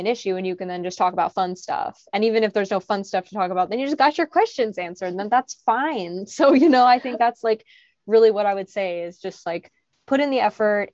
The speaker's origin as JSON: {"language": "English", "town": "Portland", "region": "Oregon", "country": "United States", "tie": "born or raised there", "said": "growing up in Portland at the time"}